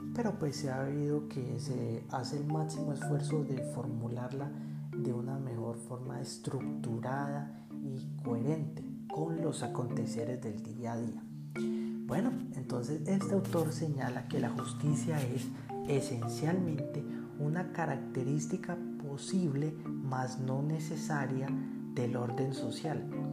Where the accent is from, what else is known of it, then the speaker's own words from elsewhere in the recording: Bogotá, Colombia; soy bogotano